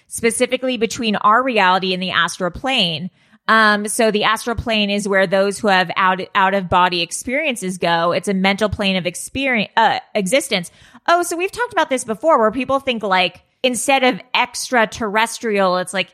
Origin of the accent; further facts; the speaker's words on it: Malibu, California, United States; I grew up in Malibu.